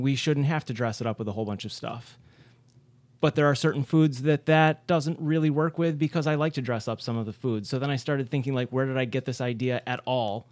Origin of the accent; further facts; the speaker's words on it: Rochester, New York, United States; I'm the only one at this table who's from, uh, Rochester originally